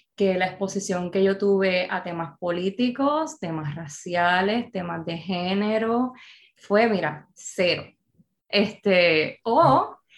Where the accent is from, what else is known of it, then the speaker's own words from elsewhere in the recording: Bayamón, Puerto Rico; soy bayamonesa